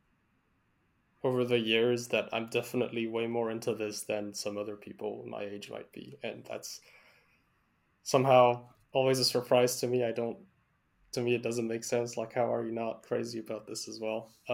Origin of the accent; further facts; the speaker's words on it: Canada; we're Canadian